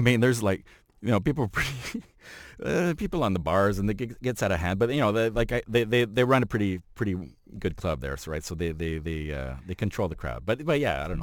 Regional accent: Montreal, Quebec, Canada; now in Toronto, Canada; I'm from Montreal

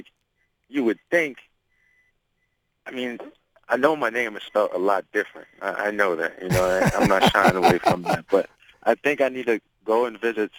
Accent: Toronto, Ontario, Canada; I grew up in Blake Street, you know, Lower East Side in Toronto.

